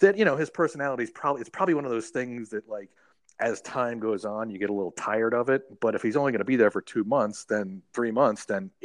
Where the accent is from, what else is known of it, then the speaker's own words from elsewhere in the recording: Huntsville, Alabama, United States; also born or lived in Cleveland, Ohio; I was born in Cleveland. I lived there till I was like 9, and then I moved to Huntsville, Alabama.